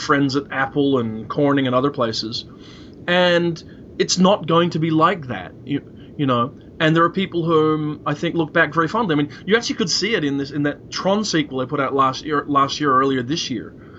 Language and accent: English; Belfast, Northern Ireland, United Kingdom; I was born in Belfast in 1964.